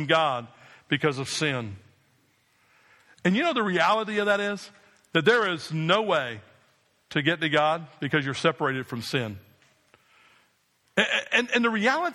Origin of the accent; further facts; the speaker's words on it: New Jersey, United States